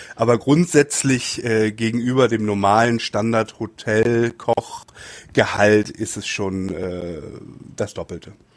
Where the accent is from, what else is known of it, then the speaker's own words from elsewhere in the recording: Hamburg, Germany; moved away as an adult; now in Japan; Hamburg ist meine, meine Heimatstadt